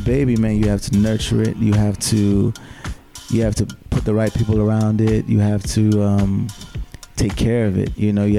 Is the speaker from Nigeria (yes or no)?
yes; Nigeria; being a Nigerian man and being from a Nigerian household